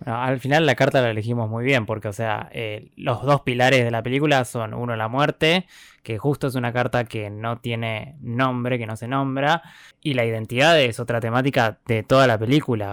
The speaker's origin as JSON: {"language": "Spanish", "country": "Argentina"}